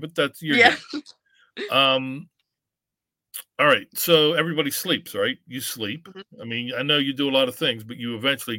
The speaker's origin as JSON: {"language": "English", "town": "Pittsburgh", "region": "Pennsylvania", "country": "United States", "said": "I'm from Pittsburgh. We don't say soda. We say pop."}